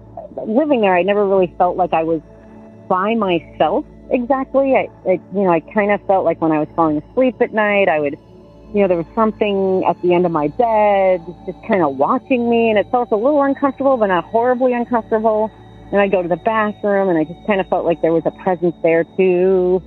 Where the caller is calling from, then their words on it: Burlington, Vermont, United States; also born or lived in Boulder, Colorado; I'm calling from Burlington, Vermont.